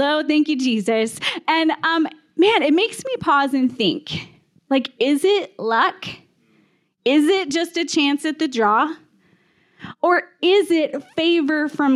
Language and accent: English; Texas, United States; now in Calgary, Canada; I grew up in Texas